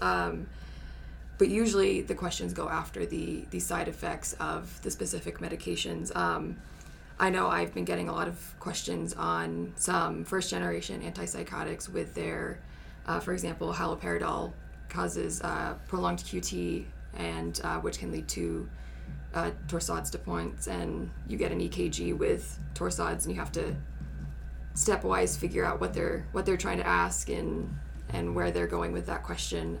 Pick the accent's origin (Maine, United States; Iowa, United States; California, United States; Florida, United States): California, United States; moved away as an adult; now in Utah, United States; I grew up in California though, spent most of my life there